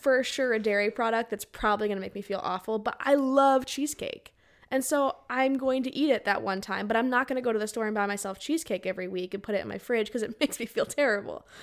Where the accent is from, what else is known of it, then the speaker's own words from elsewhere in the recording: Arizona, United States; I grew up in Arizona